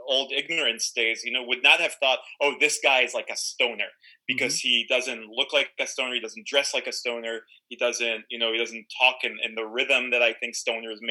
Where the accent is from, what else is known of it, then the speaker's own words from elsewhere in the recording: Tel Aviv, Tel Aviv District, Israel; I'm Israeli. I grew up in Tel Aviv.